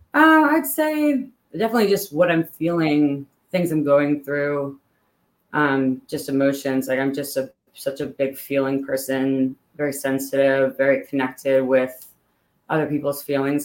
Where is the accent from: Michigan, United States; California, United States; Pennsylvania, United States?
Pennsylvania, United States; Pittsburgh; moved away as an adult; now in Northern Virginia, United States; I grew up in Pittsburgh, Pennsylvania.